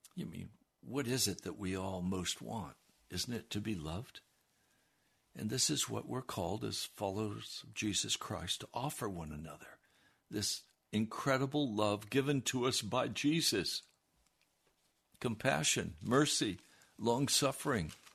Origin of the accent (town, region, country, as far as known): United States